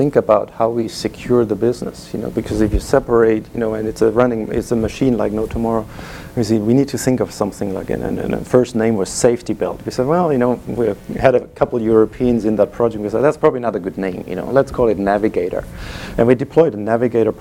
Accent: Germany; English is a second language; moved away; You hear my accent, I'm from Germany

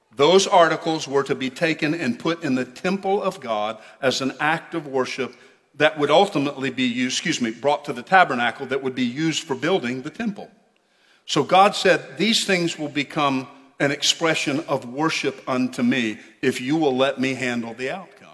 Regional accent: United States; we're Americans

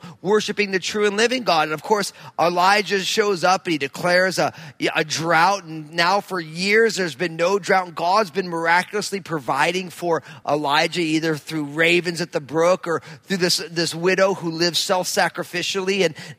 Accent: New Jersey, United States; growing up in New Jersey

